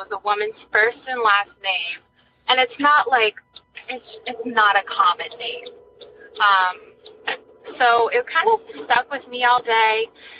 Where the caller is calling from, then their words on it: New Hampshire, United States; I'm calling from New Hampshire.